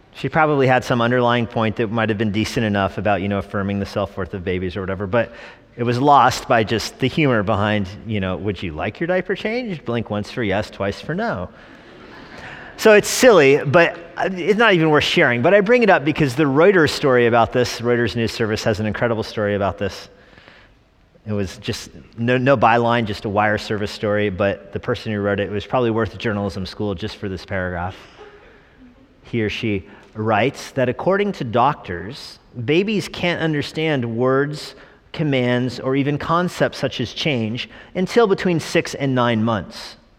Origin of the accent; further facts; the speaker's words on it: New Mexico, United States; I was born in New Mexico.